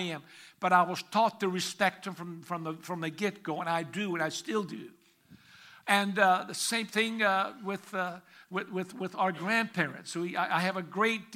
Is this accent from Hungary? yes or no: yes; Hungary; moved away; I was born in Hungary, the nation of Hungary